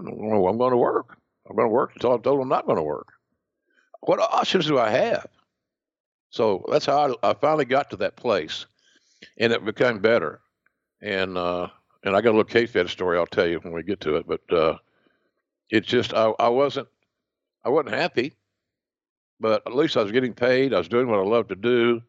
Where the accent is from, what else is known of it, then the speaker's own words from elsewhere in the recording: Southern United States, United States; accent: Southern; Because of my Bell's palsy, my Southern accent, being a chubby guy, et cetera, I didn't have the TV look